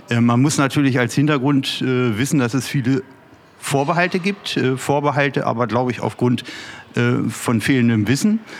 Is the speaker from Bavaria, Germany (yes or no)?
no; Peine, Lower Saxony, Germany; ist auch ein wichtiges Zeichen hier aus meiner Heimatstadt, aus äh, ja. unserer schönen Stadt Peine